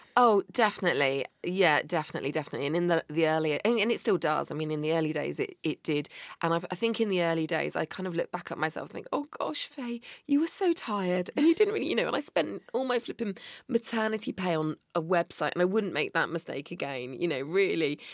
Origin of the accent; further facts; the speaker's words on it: Bristol, South West England, United Kingdom; I'm from Bristol